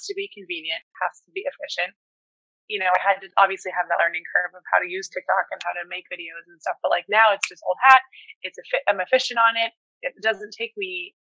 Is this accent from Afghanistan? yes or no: no; Sweden; moved away; I was born in Sweden.